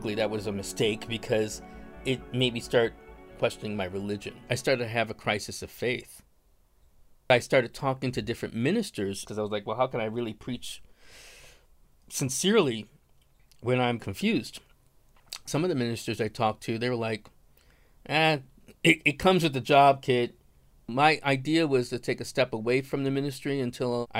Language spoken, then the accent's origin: English; Buffalo, New York, United States; now in Santa Fe, United States; I'm from Buffalo, New York. I currently live in Santa Fe, New Mexico.